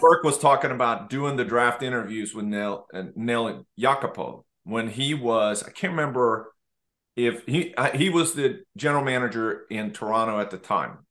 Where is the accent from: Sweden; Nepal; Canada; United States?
Sweden; moved away as an adult; I grew up in Sweden and I left when I was, when I was eighteen